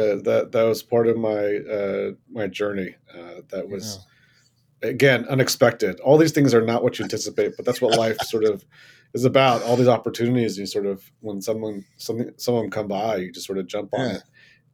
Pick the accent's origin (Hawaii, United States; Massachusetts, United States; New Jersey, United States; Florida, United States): Florida, United States; moved away as an adult; also born or lived in Tennessee / North Carolina; now in San Francisco, United States; No, I actually grew up in Florida. I grew up in Florida for most of my childhood